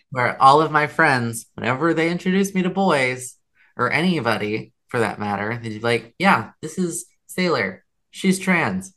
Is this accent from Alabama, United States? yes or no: yes; Alabama, United States; moved away; I am from Alabama